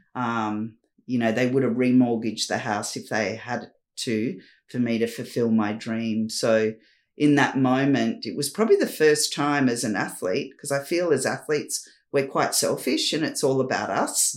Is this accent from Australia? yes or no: yes; Newcastle, New South Wales, Australia; moved away; also born or lived in Perth / Sydney; I was a girl from Newcastle, from Redhead Beach, a little community town that I grew up in.